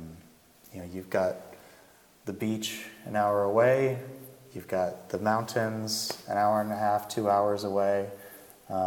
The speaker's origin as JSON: {"language": "English", "area": "Bay Area", "region": "California", "country": "United States", "moved": "yes", "lives_now": "Oregon, United States", "said": "I'm from California originally, and the pace of life here is a little bit more comfortable for me. Things are a little faster in California, especially in the Bay Area where I'm from"}